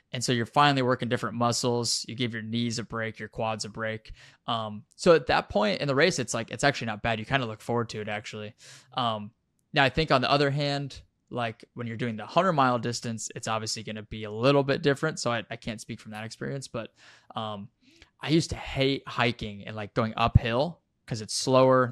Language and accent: English; Wyoming, United States; moved away as an adult; I grew up in Wyoming at over a mile high. F, I was there for twenty years, the first twenty years of my life.